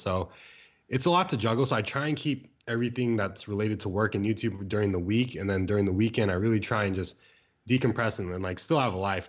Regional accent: San Diego, California, United States; moved away as an adult; also born or lived in Bay Area, California; now in San Francisco Bay Area, United States; I grew up in San Diego, California, um, for about, like, twenty years, moved out, went to school in the Bay Area

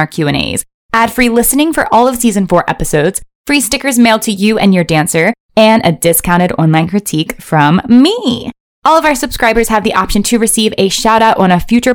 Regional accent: Maryland, United States; I grew up in Maryland near Towson University

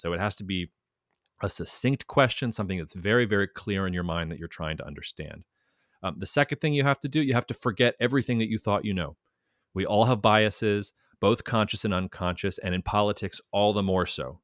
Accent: United States; as an American

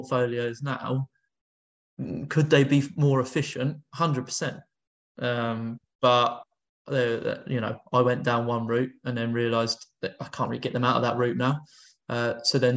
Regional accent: London, United Kingdom; I grew up in North London

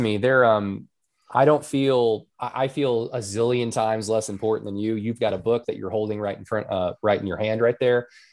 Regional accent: Norman, Oklahoma, United States; my hometown in Oklahoma

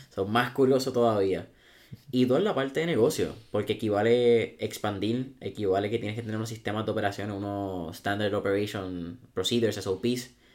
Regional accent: Puerto Rico

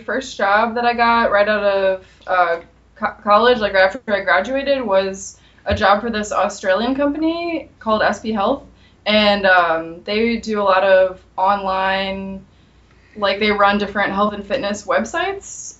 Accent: St. Louis, Missouri, United States; moved away as an adult; also born or lived in Los Angeles, United States; I'm from St. Louis originally, and um, basically I went to college in Missouri as well

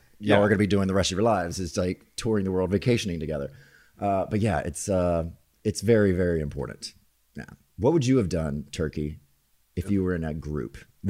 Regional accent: the South, United States; accent: southern; also born or lived in Orlando, Florida

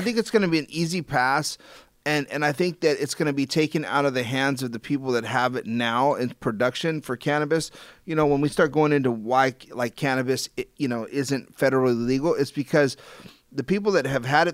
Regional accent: Los Angeles, California, United States; I grew up in Los Angeles

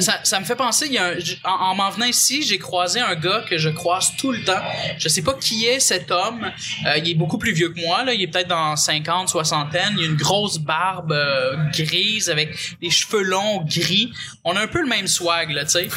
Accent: Pointe-Calumet, Quebec, Canada; je viens de Pointe-Calumet

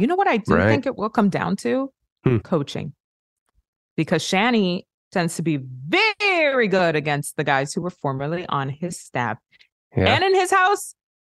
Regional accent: Miami, Florida, United States; Right. Like, this is my hometown team.

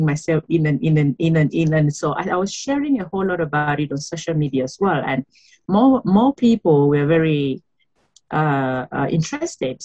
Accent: Cameroon; moved away as an adult; now in South Africa; I am from Cameroon. I have been in South Africa for 14 years now

